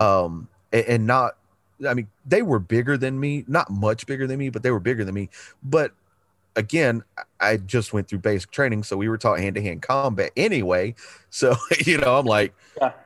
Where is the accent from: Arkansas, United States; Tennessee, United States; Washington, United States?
Tennessee, United States; Chattanooga; also born or lived in Galveston, Texas; Moved to Chattanooga because uh, my dad had a job opportunity. We moved here, and uh, I've lived in the same house that I'm sitting in right